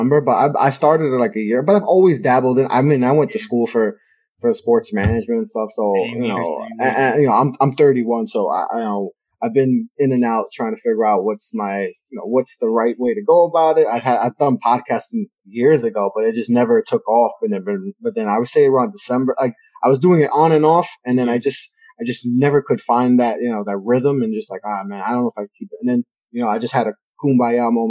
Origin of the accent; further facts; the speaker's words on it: New York City, New York, United States; growing up in New York